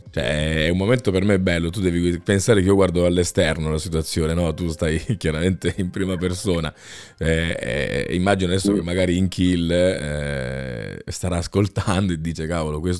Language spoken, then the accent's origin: Italian; Naples, Campania, Italy; Nella mia arte ho sempre palesato la mia provenienza. Sono napoletano e ho sempre sofferto molto ho sofferto del separamento. Dalla mia terra voglio che amo